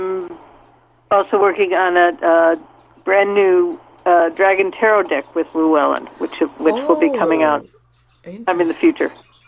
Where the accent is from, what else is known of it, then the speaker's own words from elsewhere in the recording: Minnesota, United States; I grew up in Minnesota.